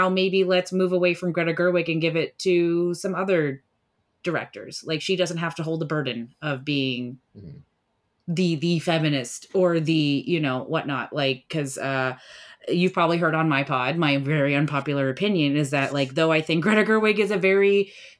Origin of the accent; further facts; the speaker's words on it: India; I'm Indian, so I come from a culture where movies are extremely important to us